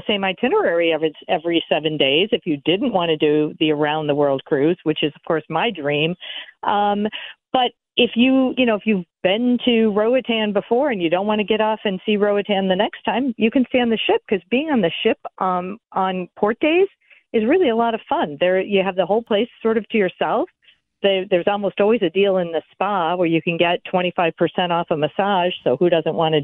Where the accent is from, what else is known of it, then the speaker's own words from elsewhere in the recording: Chicago, Illinois, United States; I'm from Chicago